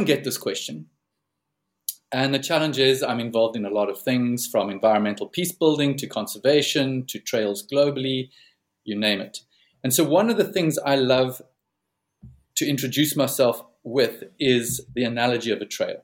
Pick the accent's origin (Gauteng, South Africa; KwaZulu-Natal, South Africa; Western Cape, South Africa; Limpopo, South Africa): Western Cape, South Africa; Plettenberg Bay; back home in South Africa, where I'm based and where I come from